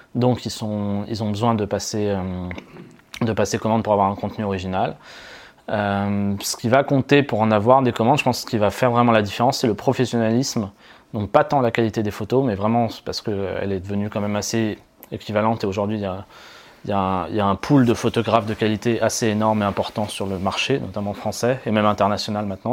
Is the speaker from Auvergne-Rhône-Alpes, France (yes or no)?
yes; Auvergne-Rhône-Alpes, France; also born or lived in Paris; dans ma région d'origine qui est Rhône-Alpes